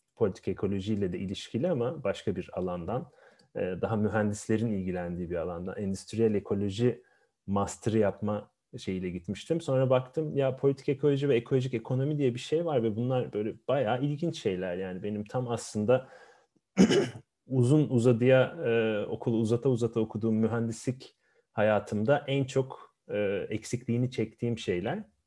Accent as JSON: {"language": "Turkish", "region": "Ankara", "country": "Turkey", "tie": "born or raised there", "also_born_or_lived": "Afyon", "said": "aslen Afyonluyum ama Ankara'da doğma büyümeliyim"}